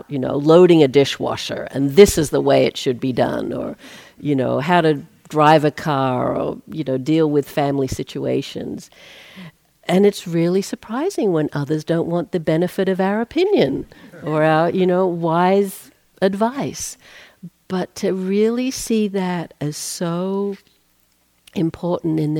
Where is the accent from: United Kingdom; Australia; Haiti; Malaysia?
Australia; now in United States; I'm Australian, not a US citizen